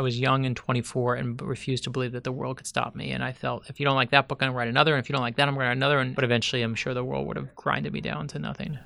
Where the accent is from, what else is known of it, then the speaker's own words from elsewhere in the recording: Miami, Florida, United States; I grew up here in South Florida.